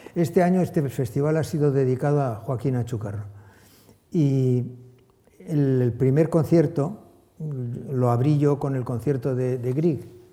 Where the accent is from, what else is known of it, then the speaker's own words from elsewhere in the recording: Bilbao, Basque Country, Spain; moved away as an adult; also born or lived in Saint-Jean-de-Luz; now in Dallas, United States; la tierra donde ha nacido, donde ha pasado su, su infancia, donde ha pasado su adolescencia